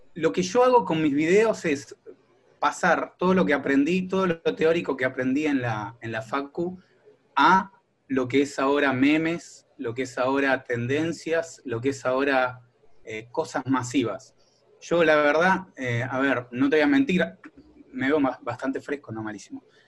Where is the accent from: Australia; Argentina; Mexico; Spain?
Argentina; Quilmes, Buenos Aires Province; now in La Plata, Argentina; yo soy de Quilmes, eh, pero ahora estoy viviendo en La Plata